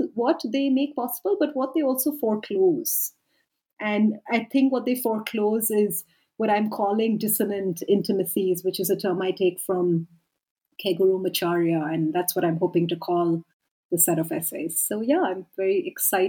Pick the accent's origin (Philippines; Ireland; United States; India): India; moved away as an adult; also born or lived in United Kingdom; now in South Africa; I'm from India. I lived and worked for a decade in the UK, and now I've lived and worked for a decade in South Africa